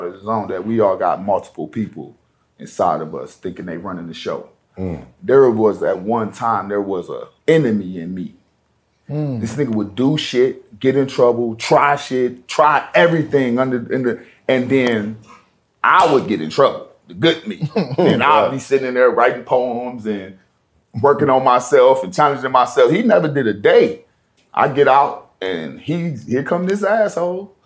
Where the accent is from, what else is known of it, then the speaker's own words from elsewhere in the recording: Cleveland, Ohio, United States; now in Florida, United States; I'm in Florida now. I grew up in Cleveland